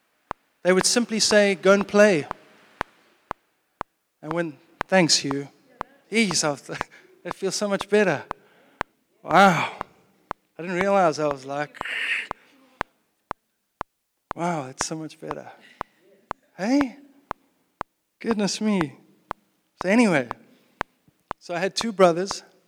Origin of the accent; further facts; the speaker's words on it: South Africa; moved away; I grew up in South Africa in the 70s and 80s. And 90s.